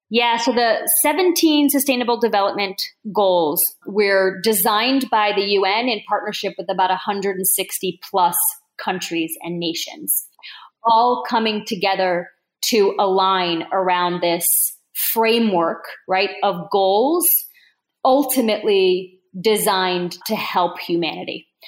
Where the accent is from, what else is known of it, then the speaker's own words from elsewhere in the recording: Newark, Delaware, United States; also born or lived in Bordeaux / Toulouse; I grew up in Newark, Delaware, which is a college town.